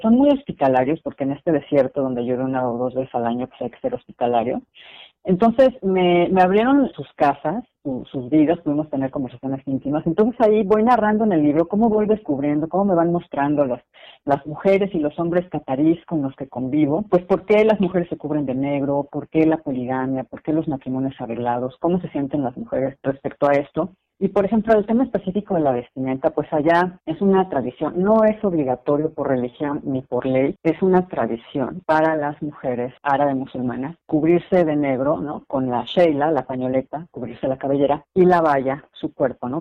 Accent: Mexico; moved away as an adult; also born or lived in United States / Qatar; la cultura mexicana, ¿no? que es la, la mía

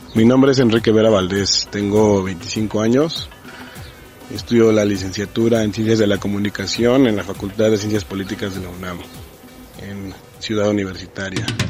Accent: Quito, Pichincha, Ecuador; soy quiteño

